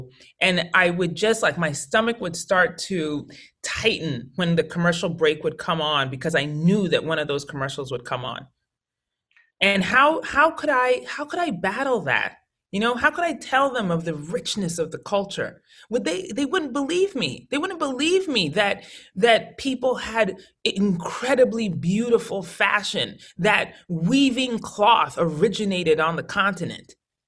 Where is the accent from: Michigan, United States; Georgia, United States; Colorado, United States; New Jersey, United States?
Colorado, United States; Colorado Springs; also born or lived in Connecticut; and I was born in Connecticut, but we made like what I would call like our final move as a family to Colorado Springs when I was 12.